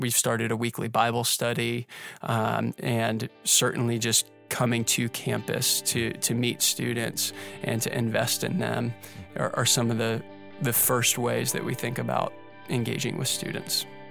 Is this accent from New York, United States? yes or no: no; Pittsburgh, Pennsylvania, United States; also born or lived in Indiana; now in Orlando, United States; I grew up in Pittsburgh